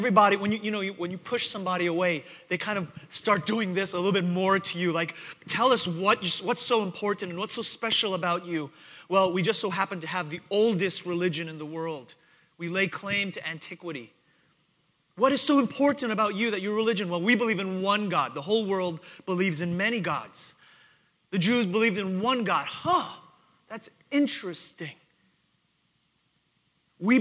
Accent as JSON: {"language": "English", "town": "New York City", "region": "New York", "country": "United States", "tie": "born or raised there", "moved": "yes", "lives_now": "Houston, United States", "said": "growing up in Queens, New York"}